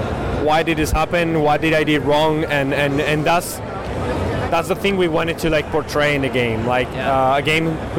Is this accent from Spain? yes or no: yes; Madrid, Community of Madrid, Spain; I'm from Madrid, Spain